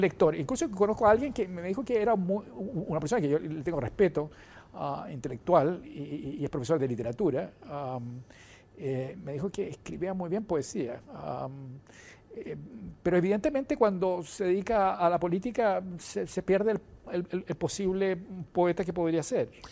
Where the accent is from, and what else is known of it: Chile